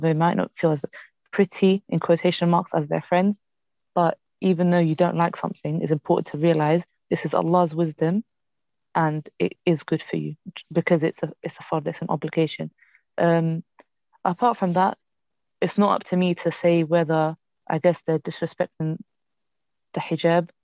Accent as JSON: {"language": "English", "country": "Morocco", "said": "I'm from Morocco."}